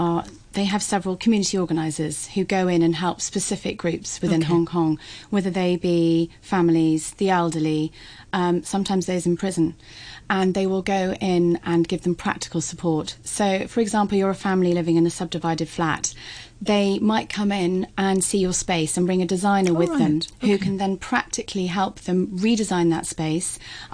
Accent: United Kingdom; And being British, it really is lovely and festive.

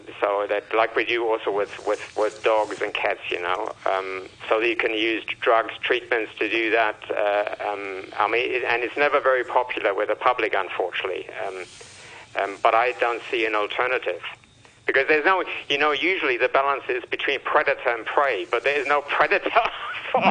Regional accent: Germany; now in Hong Kong; I'm from Germany.

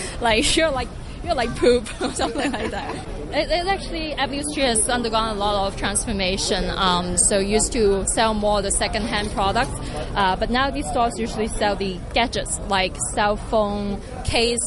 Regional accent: Hong Kong; I grew up actually just right across the street.

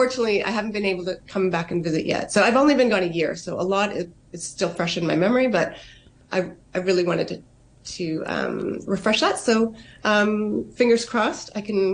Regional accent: Canada; moved away as an adult; now in Hong Kong; Growing up in Canada, you know, I was mixed. My mom's Taiwanese and my dad's Hungarian.

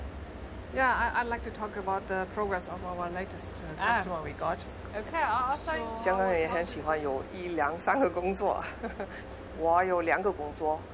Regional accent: Beijing, China; OK，因為我是從北京過來，已經學過普通話了。那個時候我都是用普通話，我不會說廣東話。現在識講少少啊

